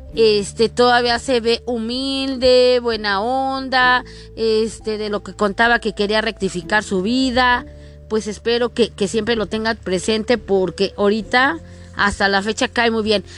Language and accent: Spanish; Mexico; como buena mexicana